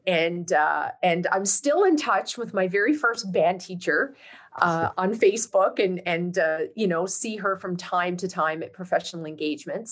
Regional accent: St. John's, Newfoundland and Labrador, Canada; moved away as an adult; I was born and raised in St. John's, Newfoundland, in fact, I uh, left Newfoundland in 1997

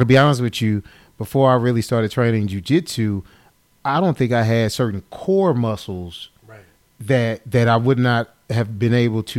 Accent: St. Louis, Missouri, United States; also born or lived in Illinois; being from St. Louis, Missouri

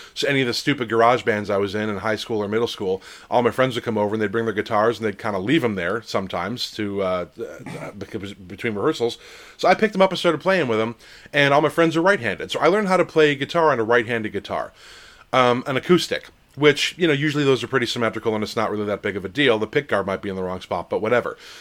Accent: New Jersey, United States; now I'm from New Jersey

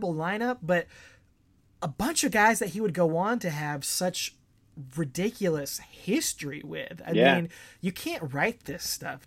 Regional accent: Augusta, Georgia, United States; we're both originally from Augusta, Georgia.

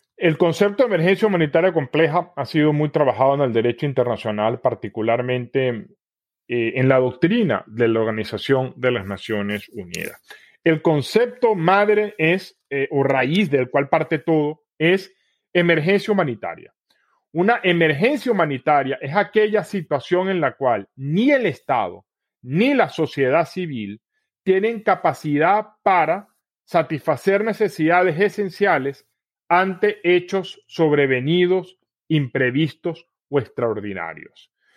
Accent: Venezuela; Como venezolano

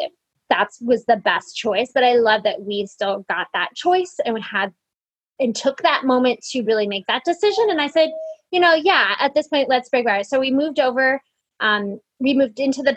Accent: Montana, United States; I grew up in Montana

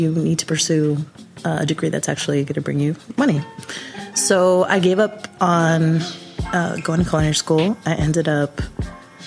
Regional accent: Chicago, Illinois, United States; So I'm Chicago born and raised. I grew up in Albany Park.

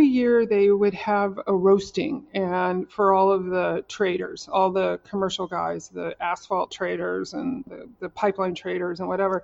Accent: Oklahoma, United States; I'm from Oklahoma. I went to school in Oklahoma

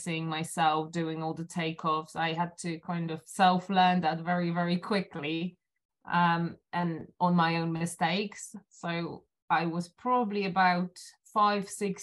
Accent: Silesian Voivodeship, Poland; moved away as an adult; now in London, United Kingdom; I was born in Poland. I was raised in Poland

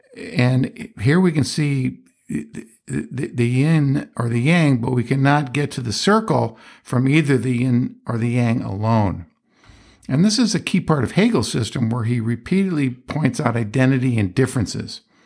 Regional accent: Johnstown, Pennsylvania, United States; That's where I was born

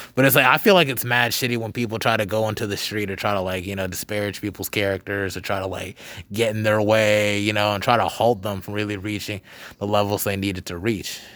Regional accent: Charlotte, North Carolina, United States; I'm from Charlotte

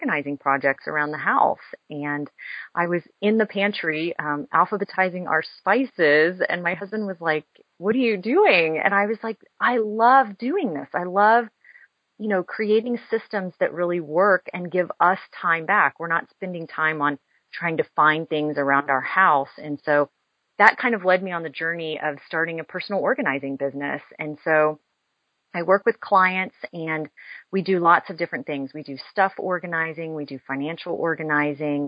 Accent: Houston, Texas, United States; also born or lived in Dallas; I'm a lifelong Texan. I grew up in Houston and then moved to Dallas when I was in high school.

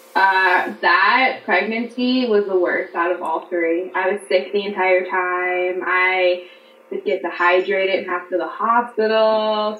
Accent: Pennsylvania, United States; I'm 32. I'm from Pennsylvania

